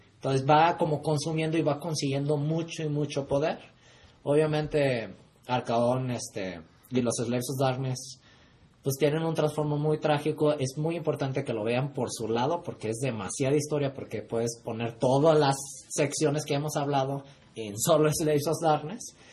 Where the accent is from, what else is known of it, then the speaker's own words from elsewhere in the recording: Mexico; Soy de México